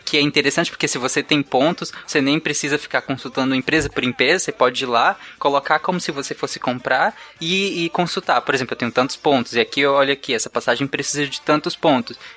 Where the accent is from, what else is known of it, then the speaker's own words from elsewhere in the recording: Bahia, Brazil; eu, eu sou eu, baiano, viu?